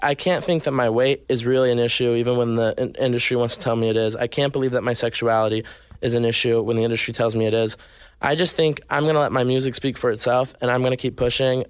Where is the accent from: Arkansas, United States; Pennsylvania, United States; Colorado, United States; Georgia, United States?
Arkansas, United States; born or raised there; also born or lived in Nashville, Tennessee; now in Los Angeles, United States